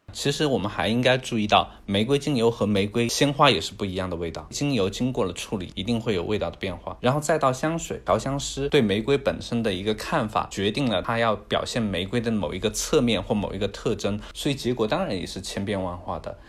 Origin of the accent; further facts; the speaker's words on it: China; 作为一个中国人